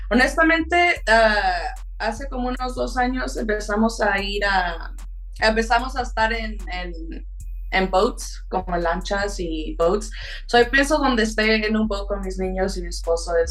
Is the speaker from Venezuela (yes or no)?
no; Mexico; Pues como soy mexicana y ah, soy de aquí, mi playlist cambia.